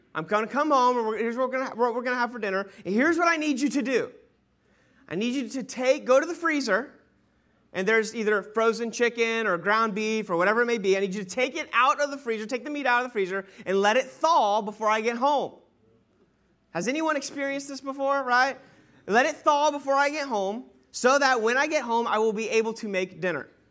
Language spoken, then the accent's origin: English; Sanford, United States; born and raised in Sanford.